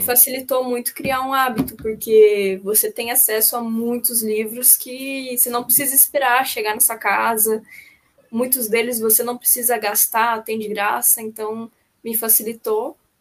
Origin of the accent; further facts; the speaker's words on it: Caçapava, São Paulo, Brazil; moved away as an adult; now in Florianópolis, Brazil; eu sou de Caçapava, ali perto do, é no Vale do Paraíba.